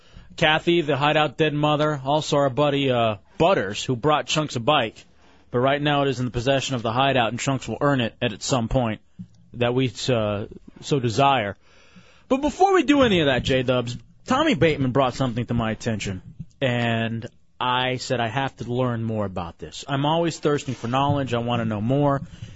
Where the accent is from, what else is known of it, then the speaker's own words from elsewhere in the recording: Texas, United States; now in Florida, United States; I grew up in Texas, and I've been to a rodeo before.